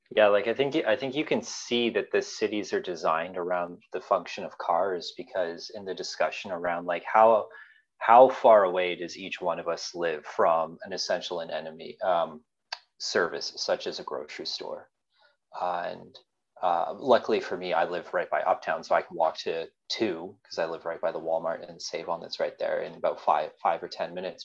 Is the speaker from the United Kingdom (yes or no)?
no; Calgary, Alberta, Canada; also born or lived in Vancouver; now in Saanich, Canada; I grew up in Calgary and Calgary is the city of suburbs and I grew up in a suburb.